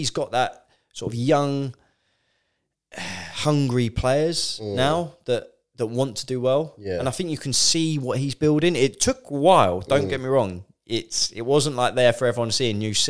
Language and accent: English; Guildford, South East England, United Kingdom; See, now, obviously, growing up in Guildford, I was a Man United fan.